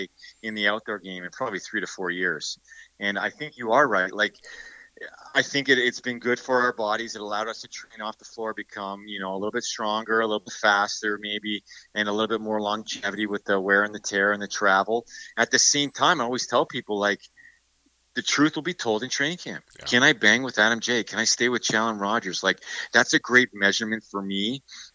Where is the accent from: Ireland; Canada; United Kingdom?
Canada; Ontario; now in Burlington, Canada; it's in my hometown. I know I'm in Burlington now